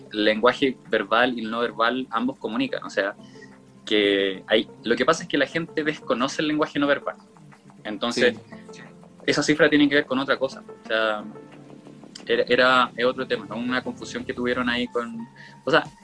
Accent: Chile; accent: Chilean; hablaba así como que no pronunciaba, no modulaba nada, hablaba muy como chileno, no se me entendía en nada

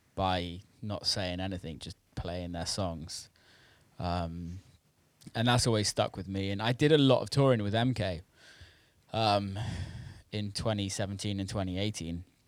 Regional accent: Bristol, South West England, United Kingdom; moved away as an adult; also born or lived in Detroit / Los Angeles; growing up in Bristol

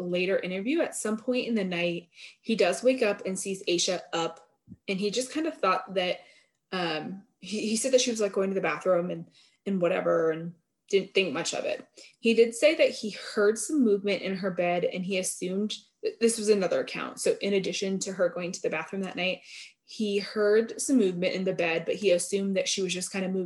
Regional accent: Vermont, United States; I grew up in Vermont and we didn't even have a Walmart till like 2007

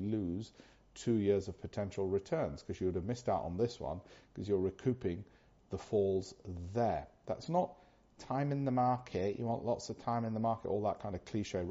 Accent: United Kingdom; being British, as I am

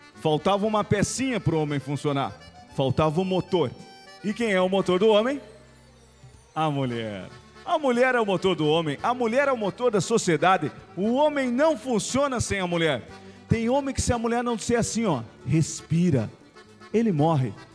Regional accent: Rio Grande do Sul, Brazil; A gente acha que tudo no Rio Grande do Sul é melhor.

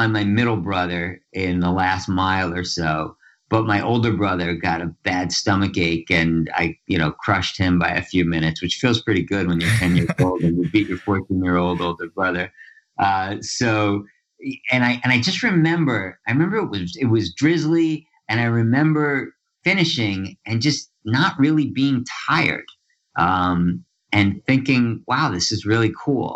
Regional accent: Larchmont, New York, United States; I grew up in Larchmont, New York, which is a little town about a half hour northeast of New York City on Long Island Sound

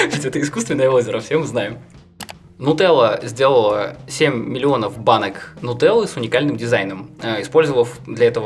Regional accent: Belarus; как белорус, который очень любит Японию и был в Японии

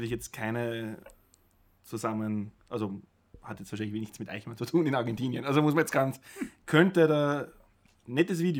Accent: Vienna, Austria; Nein, ich bin stolzer Wiener

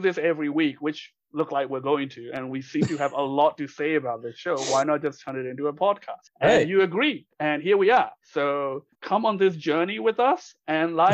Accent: Myanmar; English is a second language; moved away; I grew up in Burma and English is my second language.

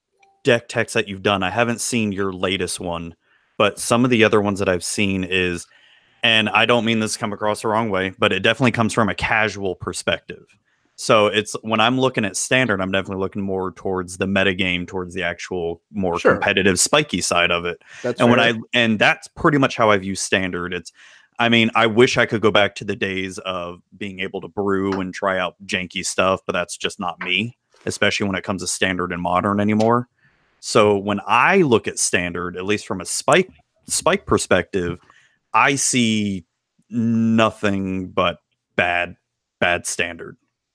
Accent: Florida, United States; proud Floridian here.

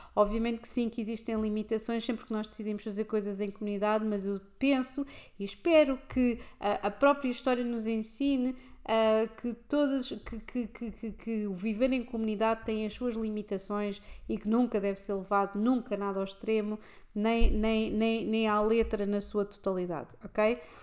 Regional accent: Lisbon, Portugal; no centro de Lisboa em que eu cresci

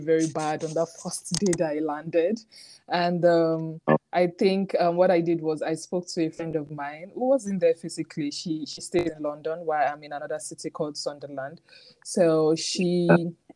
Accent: Nigeria; moved away as an adult; also born or lived in Kano, Nigeria; now in United Kingdom; growing up in Nigeria

